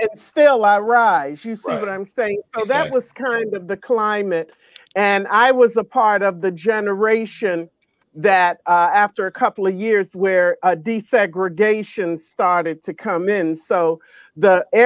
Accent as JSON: {"language": "English", "town": "Washington", "region": "District of Columbia", "country": "United States", "tie": "born or raised there", "said": "I am a native Washingtonian, born and raised in Washington, D.C."}